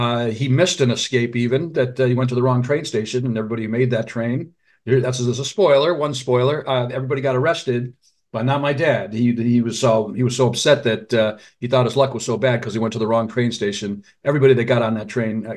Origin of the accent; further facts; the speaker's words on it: Detroit, Michigan, United States; also born or lived in Massachusetts / Rhode Island; I was born in Detroit, raised in suburban Michigan near Detroit